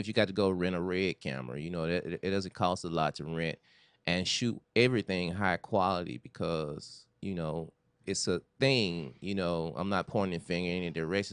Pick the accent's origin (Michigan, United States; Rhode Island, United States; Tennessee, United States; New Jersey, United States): Tennessee, United States; Memphis; moved away as an adult; now in Los Angeles, United States; originally I'm from Memphis, Tennessee